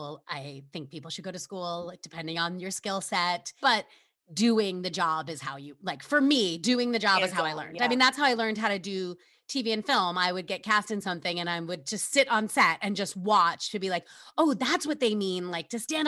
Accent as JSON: {"language": "English", "region": "New York", "country": "United States", "tie": "born or raised there", "said": "I grew up in New York"}